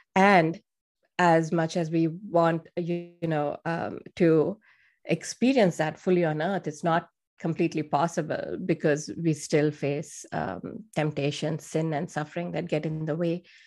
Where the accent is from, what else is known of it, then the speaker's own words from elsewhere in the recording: India; moved away; I'm from India